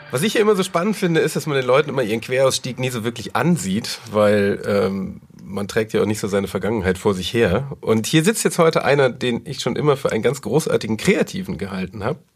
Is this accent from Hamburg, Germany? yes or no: yes; Hamburg, Germany; Also ich bin aufgewachsen auf einem Hof. Also es war äh, hier in, in, in, Hamburg